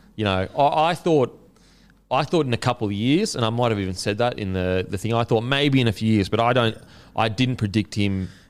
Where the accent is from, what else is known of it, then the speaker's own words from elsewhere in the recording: Queensland, Australia; as a Queenslander